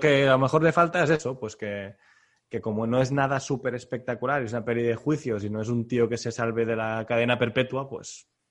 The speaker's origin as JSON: {"language": "Spanish", "region": "Catalonia", "country": "Spain", "said": "como catalán"}